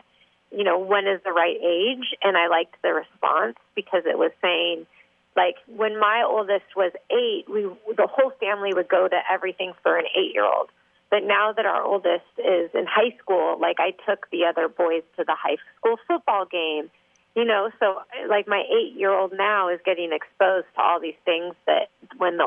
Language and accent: English; Canada; now in Orange County, United States; I grew up in Canada